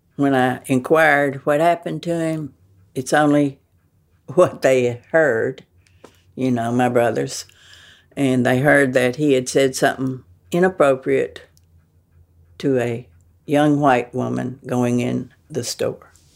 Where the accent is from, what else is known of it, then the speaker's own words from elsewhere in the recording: the South, United States; I am a Southerner